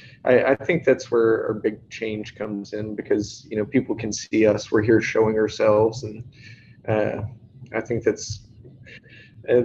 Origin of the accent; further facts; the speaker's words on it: northeast Tennessee, United States; moved away as an adult; now in Florida, United States; I'm originally from the northeast part of Tennessee here in the United States